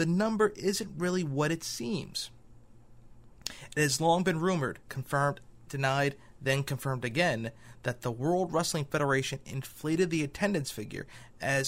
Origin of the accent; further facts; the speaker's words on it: New Jersey, United States; MetLife Stadium, my hometown, in New Jersey